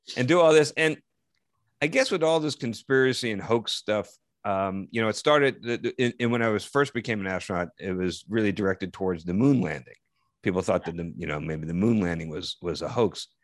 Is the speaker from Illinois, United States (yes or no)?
no; Parsippany, New Jersey, United States; my hometown